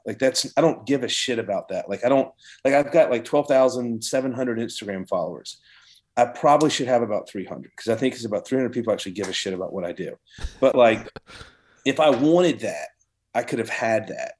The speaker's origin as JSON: {"language": "English", "town": "Savannah", "region": "Georgia", "country": "United States", "tie": "born or raised there", "said": "I'm from Savannah, Georgia"}